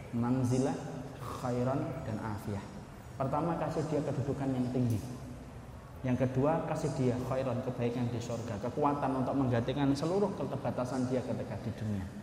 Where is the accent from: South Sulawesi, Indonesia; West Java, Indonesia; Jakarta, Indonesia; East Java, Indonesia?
West Java, Indonesia; Bekasi; Kalau saya dari Bekasi Bapak. Ya. Kalau saya di Bekasi lampu merah Pekayun ke kanan Pak.